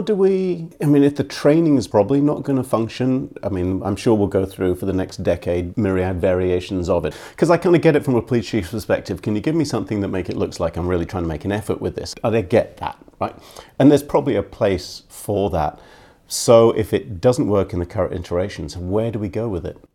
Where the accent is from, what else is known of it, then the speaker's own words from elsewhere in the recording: Scotland, United Kingdom; moved away as an adult; also born or lived in East End of London; now in Philadelphia, United States; I went to an all-white school, but that's 'cause I grew up in Scotland